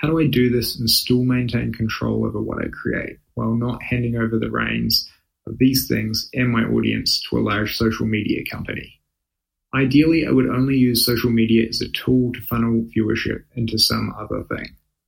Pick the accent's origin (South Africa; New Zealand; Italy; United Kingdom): New Zealand; now in United States; I'm a Kiwi currently living in the US working as a financial consultant.